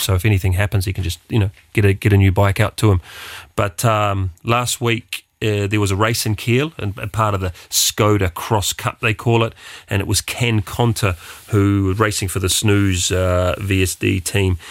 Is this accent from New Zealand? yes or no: yes; New Zealand; being a New Zealander or, uh, Kiwi